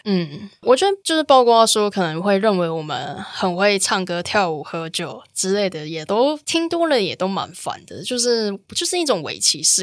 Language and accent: Chinese; Taichung, Taiwan; 我其实从小到大就是在都市生活长大，然后嗯。我家在台中市区嗯，然后我的部落其实在环山